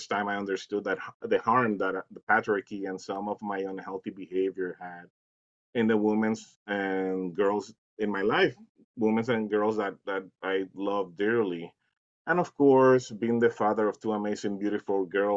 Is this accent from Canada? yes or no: no; Puerto Rico; also born or lived in Dominican Republic; now in Eagan, Minnesota, United States; I'm from Puerto Rico, but I also live around 7 years in the Dominican Republic